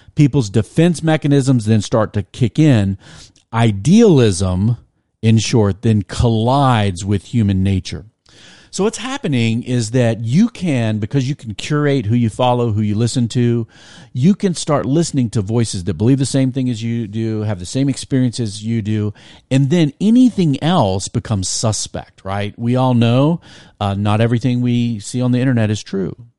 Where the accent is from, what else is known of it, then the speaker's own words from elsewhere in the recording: Virginia Beach, Virginia, United States; I grew up in Virginia Beach